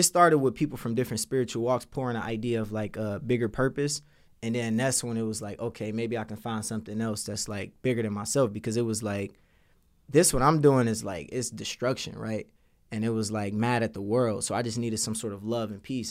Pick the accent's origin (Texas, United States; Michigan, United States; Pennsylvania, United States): Michigan, United States; Detroit; when I was growing up in Detroit, I grew up with a teenage mom